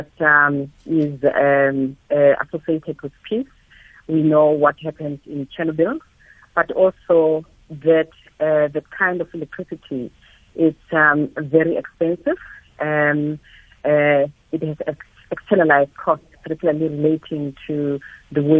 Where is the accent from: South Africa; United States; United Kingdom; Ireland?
South Africa; Soweto, Gauteng; Growing up in Soweto from a poor background